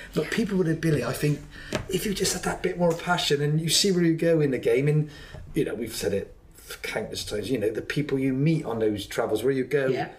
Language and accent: English; Ireland; especially because I'm obviously an Irish boy